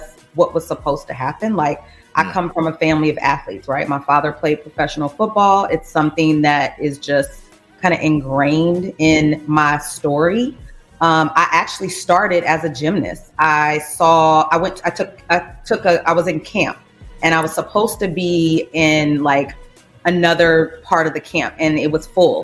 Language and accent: English; Louisiana, United States; also born or lived in California / Portland, Oregon; now in Chicago, United States; I'm from Louisiana